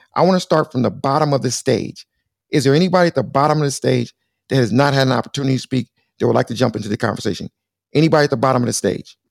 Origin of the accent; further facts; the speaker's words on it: Compton, California, United States; also born or lived in Los Angeles; I'm from beautiful sunny, sunny Southern California